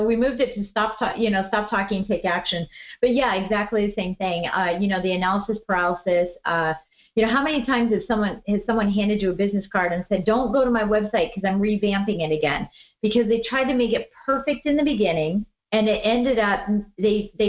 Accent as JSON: {"language": "English", "region": "Colorado", "country": "United States", "said": "I'm from Colorado"}